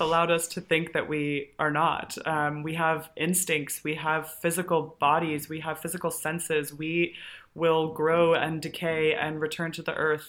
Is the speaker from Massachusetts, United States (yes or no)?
no; Colorado, United States; I grew up in Colorado.